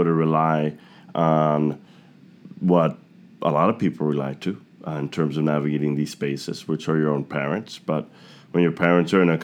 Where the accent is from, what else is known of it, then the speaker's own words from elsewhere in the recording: New York City, New York, United States; I grew up in Queens